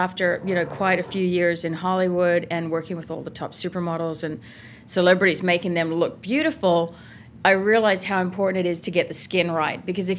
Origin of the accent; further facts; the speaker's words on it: Adelaide, South Australia, Australia; moved away as an adult; also born or lived in Paris, France; So I grew up in Adelaide, Australia.